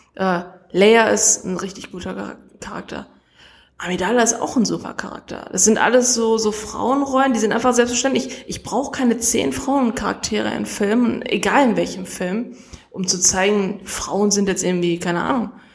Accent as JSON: {"language": "German", "town": "Essen", "region": "North Rhine-Westphalia", "country": "Germany", "said": "ich komme aus Essen"}